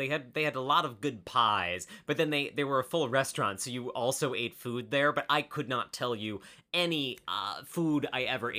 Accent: Midwest, United States; I'm from the Midwest, and what we do is we apologize.

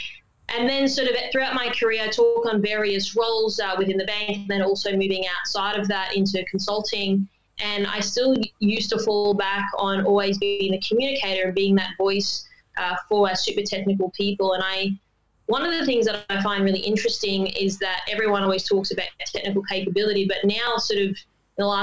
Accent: Queensland, Australia; moved away as an adult; now in Sydney, Australia; I've been in Sydney 10 years, but I am a Queenslander. I was born there and family obviously were cane farmers

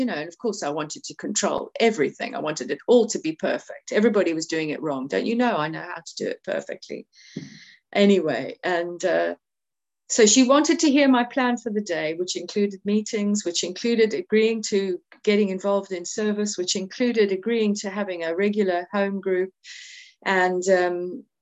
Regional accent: Cape Town, Western Cape, South Africa; moved away as an adult; now in United Kingdom; I was born in Cape Town, I was born in South Africa, I grew up in South Africa, but I came to England at 21

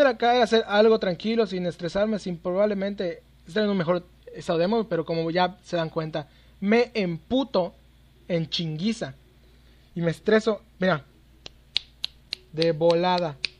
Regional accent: Yucatán, Mexico; soy de Yucatán, un lugar donde hay un chingo, chingos y chingos de zonas arqueológicas

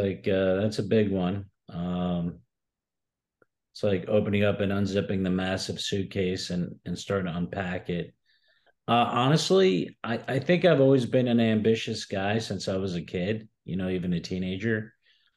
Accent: Newark, New Jersey, United States; I was actually born and raised in Newark, New Jersey, before I moved to Breck. So Newark born and raised.

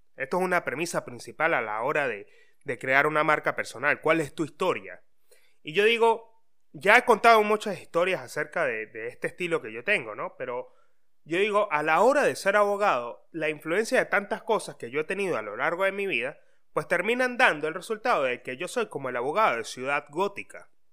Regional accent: Venezuela; moved away as an adult; now in Argentina; todos somos de Venezuela y amamos a nuestra patria

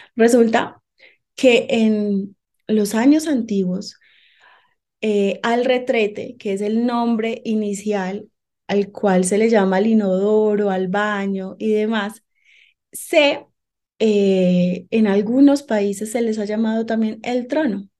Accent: Medellín, Antioquia, Colombia; moved away as an adult; now in Bogotá, Colombia; Soy colombiana de Medellín, Antioquia, pero hace 11 años vine a vivir acá a la ciudad de Bogotá

